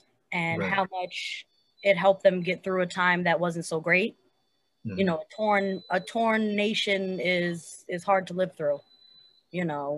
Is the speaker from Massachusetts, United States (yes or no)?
no; Amityville, New York, United States; I'm from Amityville